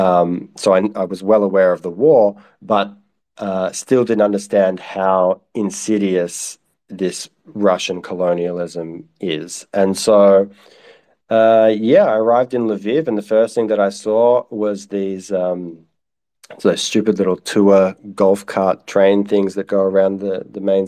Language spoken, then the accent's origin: English; Australia; as an Australian